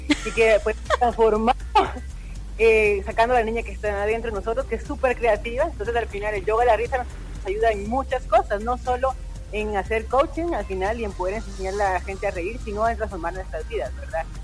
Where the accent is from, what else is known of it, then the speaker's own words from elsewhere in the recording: Nicaragua; now in Guatemala; yo soy nicaragüense y les puedo hablar desde algo de lo que yo percibo en ese país.